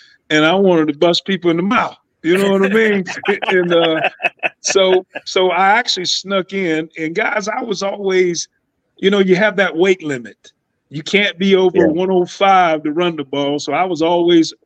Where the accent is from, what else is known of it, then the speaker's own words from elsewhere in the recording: Lumberton, North Carolina, United States; I grew up in Lumberton, North Carolina, small town